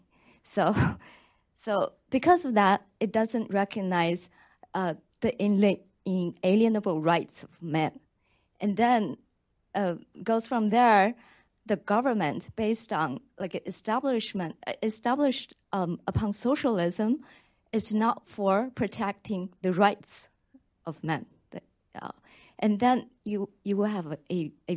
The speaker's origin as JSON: {"language": "English", "country": "China", "moved": "yes", "said": "I'm from China. I was originally from China"}